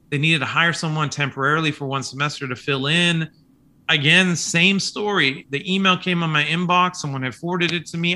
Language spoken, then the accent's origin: English; Kansas City, Kansas, United States; also born or lived in Manhattan, Kansas; now in Oklahoma, United States; I was born and raised in Kansas City, Kansas